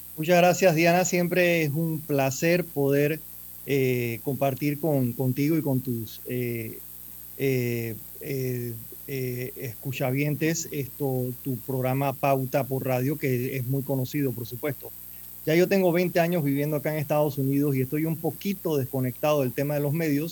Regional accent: Panama; moved away as an adult; now in United States; yo soy empresario. Yo soy, eh, en Panamá tuve hoteles

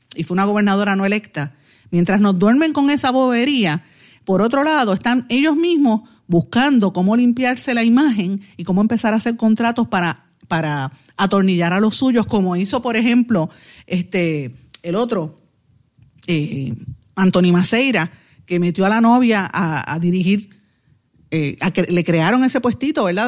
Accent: Puerto Rico; lo que somos los puertorriqueños

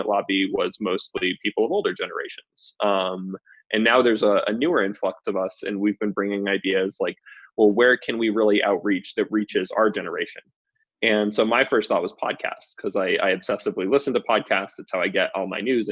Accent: Massachusetts, United States; moved away as an adult; also born or lived in Maine; now in Boulder, United States; I'm from Massachusetts, which was also I grew up in a very liberal setting.

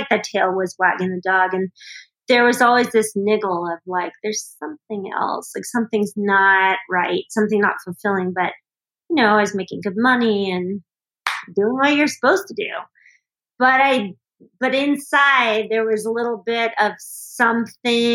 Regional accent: Los Angeles, California, United States; moved away as an adult; now in Colorado, United States; So I lived in LA through high school and then Northern California after that. I moved to Colorado in 1990

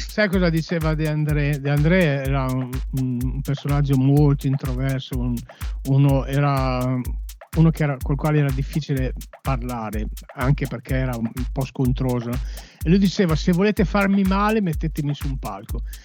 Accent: Cremona, Lombardy, Italy; siccome io sono di Cremona

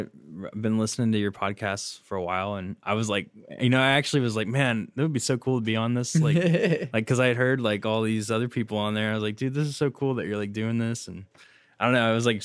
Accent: Oklahoma City, Oklahoma, United States; I grew up in Oklahoma City, and I went to Hefner Middle School, Putnam City North High School

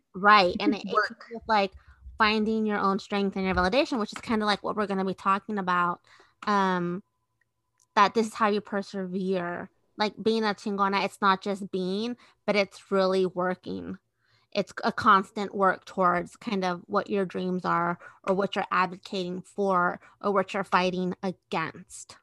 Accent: Redwood City, California, United States; also born or lived in Guadalajara, Jalisco, Mexico / San Mateo; I grew up in the peninsula. So I did a lot of my first schooling in San Mateo and Redwood City.

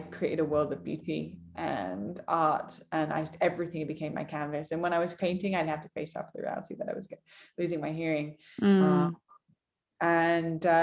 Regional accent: Manchester, North West England, United Kingdom; Born and raised in Manchester, England

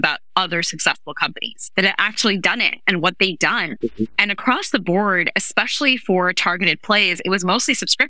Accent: New York City, New York, United States; I grew up in New York City.

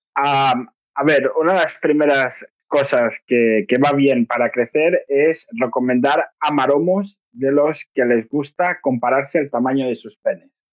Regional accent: Catalonia, Spain; soy catalán

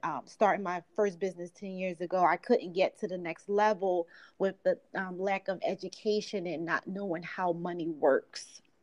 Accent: Philadelphia, Pennsylvania, United States; I'm from Philadelphia, grew up in South Philly.

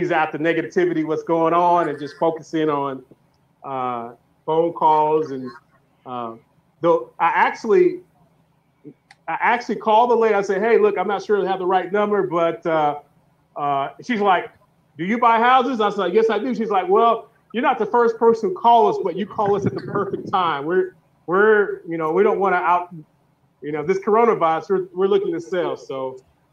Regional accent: St. Louis, Missouri, United States; moved away as an adult; now in Jonesboro, United States; I'm actually from St. Louis too

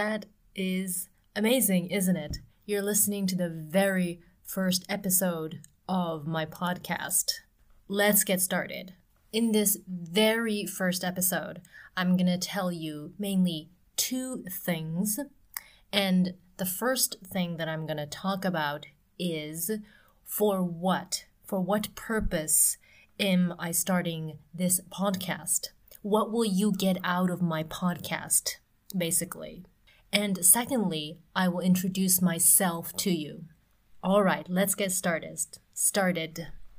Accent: Ottawa, Ontario, Canada; English is a second language; also born or lived in Tokyo, Japan; I grew up in Canada and Japan. I was bouncing back and forth like a ping pong ball between Ottawa, which is the capital city of Canada on the eastern coast of North America, and Tokyo, which is on the other side of the globe.

